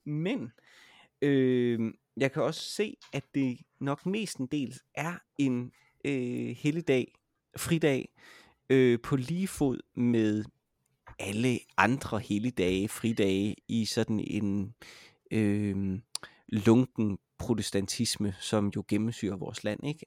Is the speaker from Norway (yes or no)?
no; Denmark; jeg er dansker